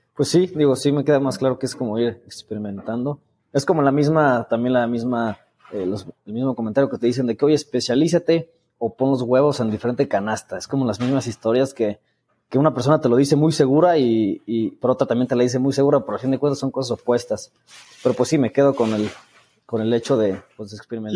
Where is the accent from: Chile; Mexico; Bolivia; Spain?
Mexico; San Luis Potosí; moved away as an adult; now in Guadalajara, Mexico; yo estoy en Guadalajara, digo, yo soy de San Luis Potosí, este, pero me vine a estudiar la, toda la carrera aquí